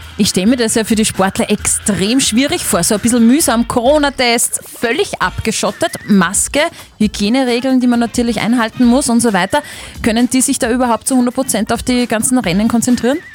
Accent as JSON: {"language": "German", "country": "Austria", "said": "wir als Österreicher"}